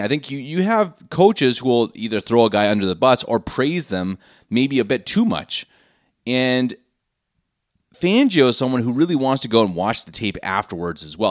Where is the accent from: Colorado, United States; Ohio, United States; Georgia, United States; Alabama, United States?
Colorado, United States; Denver; moved away as an adult; now in Munich, Germany; born and raised in Denver, Colorado